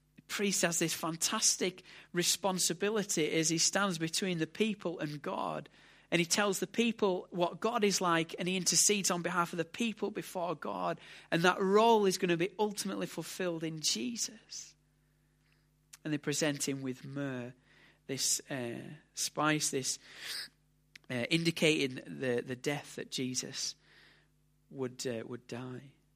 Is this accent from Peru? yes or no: no; United Kingdom; we're British